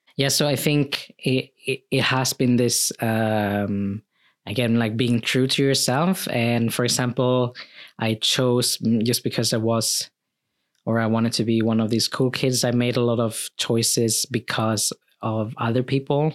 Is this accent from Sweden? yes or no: yes; Sweden; also born or lived in Philippines; thirteen months when I came to Sweden, uh, to my, to my family